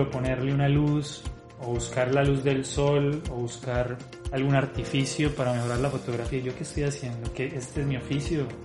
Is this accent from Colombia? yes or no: yes; Colombia; now in Brazil; Yo salí de Colombia hace 13 años y he habitado eh, Brasil un montón durante los últimos 10 años